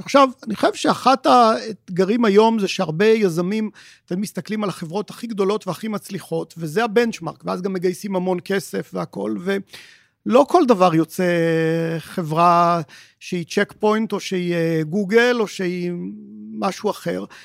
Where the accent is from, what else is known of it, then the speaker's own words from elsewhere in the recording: Israel; בתור ישראלים